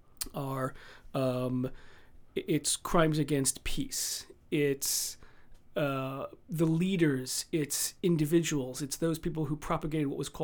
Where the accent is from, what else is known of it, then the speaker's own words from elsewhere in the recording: New Jersey, United States; now in Cambridge, United Kingdom; But as you can tell from my very posh accent, I originally hail from New Jersey on the east coast of the United States.